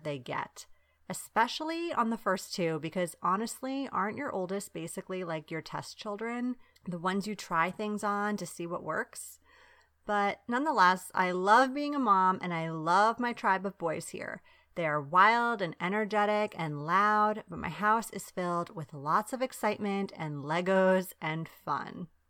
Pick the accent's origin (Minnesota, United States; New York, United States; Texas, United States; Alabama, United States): New York, United States; Long Island; also born or lived in Bari, Italy; Besides all of this, I'm Italian American. Yes, I grew up on Long Island in New York, but also in Bari, Italy, where my dad is from and his siblings still live.